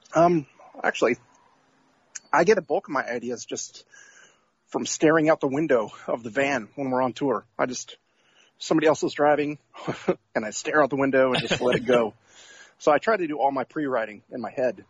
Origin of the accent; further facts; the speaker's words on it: Atlanta, Georgia, United States; I'm from Atlanta, Georgia, but right now I am in Cape Cod, Massachusetts.